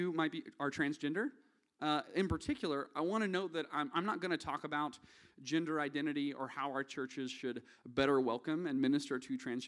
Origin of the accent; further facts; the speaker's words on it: the South, United States; accent: Southern; now in Nashville, United States; my thin Southern blood